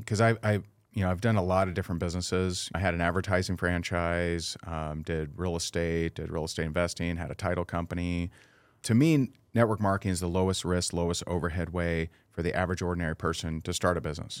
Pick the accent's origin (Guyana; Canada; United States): United States; Indiana; now in Naples, United States; I am originally from Indiana, and I currently live in Naples, Florida.